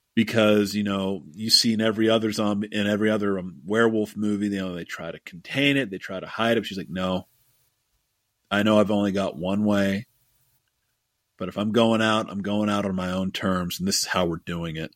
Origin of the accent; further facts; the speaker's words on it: Pittsburgh, Pennsylvania, United States; my hometown of Pittsburgh